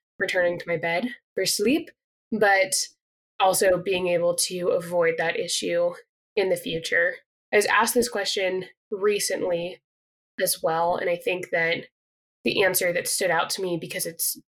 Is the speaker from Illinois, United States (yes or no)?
no; Colorado, United States; moved away as an adult; also born or lived in Pacific Northwest; now in Utah, United States; it started in Colorado, where I'm from. My dad brought me into the outdoors